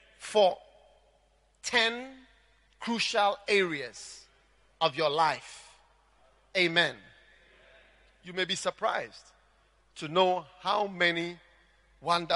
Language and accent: English; Ghana